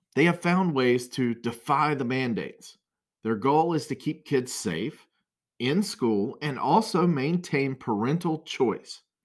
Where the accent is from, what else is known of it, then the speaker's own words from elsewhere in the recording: Brunswick County, North Carolina, United States; I grew up in Brunswick County